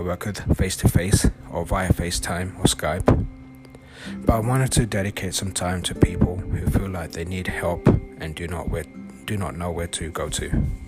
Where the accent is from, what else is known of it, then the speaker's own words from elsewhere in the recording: London, United Kingdom; moved away as an adult; now in California, United States; I'm originally from London